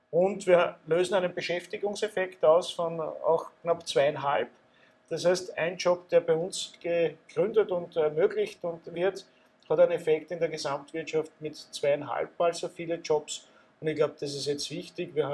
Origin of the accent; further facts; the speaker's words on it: Austria; Als Österreicher muss ich sagen, ich hoffe es.